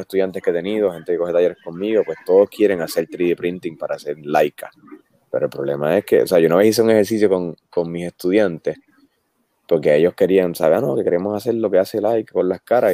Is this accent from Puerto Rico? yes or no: yes; Puerto Rico; como somos nosotros los puertorriqueños con nosotros mismos